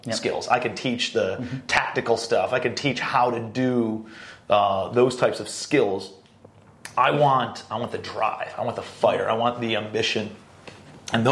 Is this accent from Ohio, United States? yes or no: yes; Cleveland, Ohio, United States; I'm a blue-collar kid from Cleveland, Ohio